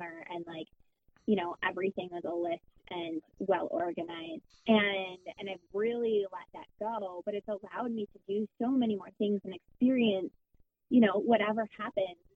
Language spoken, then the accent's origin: English; Michigan, United States; moved away as an adult; my home state